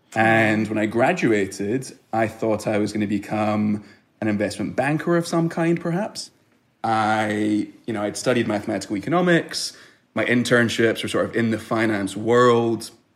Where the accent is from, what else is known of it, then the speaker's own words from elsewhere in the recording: Glasgow, Scotland, United Kingdom; moved away as an adult; also born or lived in Israel; now in United States; I was born in Israel grew up in Glasgow, Scotland